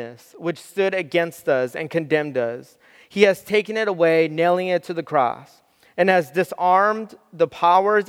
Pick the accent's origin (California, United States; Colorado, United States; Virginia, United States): California, United States; Southern; I grew up in Southern California.